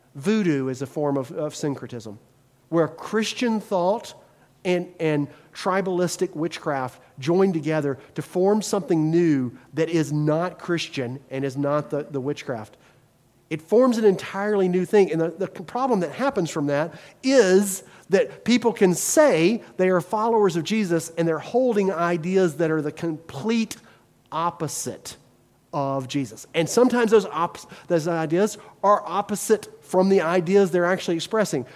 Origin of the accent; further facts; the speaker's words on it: the South, United States; now in Wisconsin, United States; as a Southerner